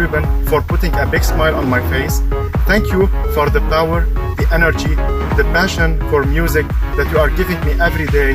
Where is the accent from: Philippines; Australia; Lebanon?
Lebanon; I am from Lebanon.